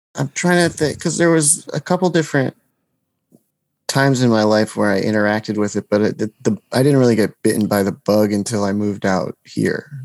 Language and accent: English; New Jersey, United States; I'm from New Jersey